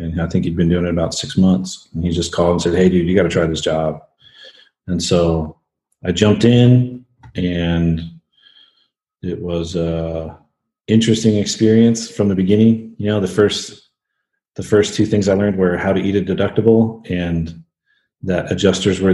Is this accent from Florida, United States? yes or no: no; Tulsa, Oklahoma, United States; I'm originally from Tulsa, Oklahoma. Grew up a single mom scenario, pretty rough